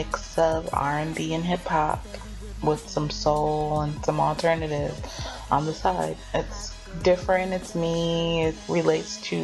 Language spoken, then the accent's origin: English; Oakland, California, United States; now in Atlanta, United States; I'm originally from California, Oakland, California